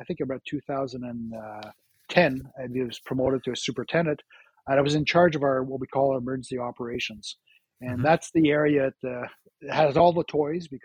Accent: Ottawa, Ontario, Canada; was born and raised in Ottawa and loved this city.

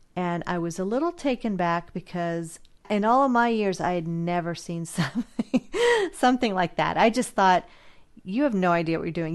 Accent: California, United States; I'm from California

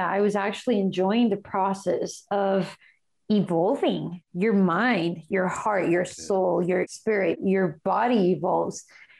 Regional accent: Guatemala; moved away; my home country, which is Guatemala

